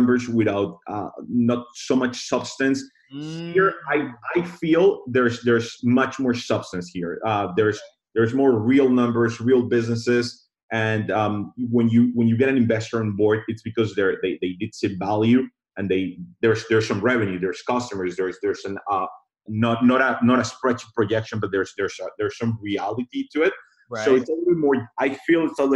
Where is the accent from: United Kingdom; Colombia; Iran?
Colombia; moved away as an adult; also born or lived in Israel; now in Miami, United States; I was born in Colombia, and then I grew up in Colombia in South